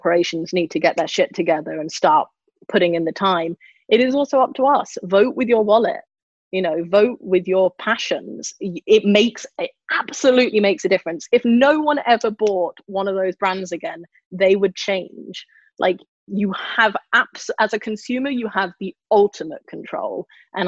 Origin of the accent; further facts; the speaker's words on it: London, United Kingdom; I grew up near Battersea Dogs Home